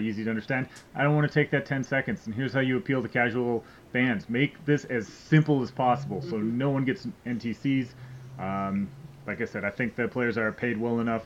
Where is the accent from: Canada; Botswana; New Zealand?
Canada; Edmonton, Alberta; I grew up in Edmonton